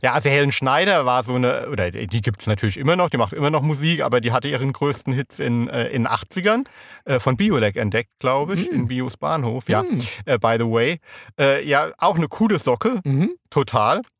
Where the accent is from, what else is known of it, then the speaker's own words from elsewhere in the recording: Rhineland-Palatinate, Germany; ich komme ja aus der Pfalz